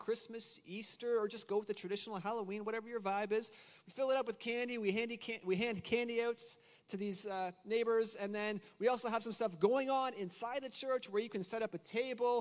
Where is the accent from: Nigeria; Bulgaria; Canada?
Canada; moved away; I'm also Canadian, so if I say a few words kind of funny